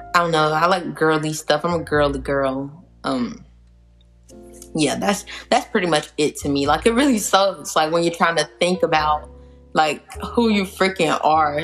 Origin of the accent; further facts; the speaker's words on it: South Georgia, United States; I'm from South Georgia, not the Georgia that's like Atlanta, but like yeah, the South Georgia area.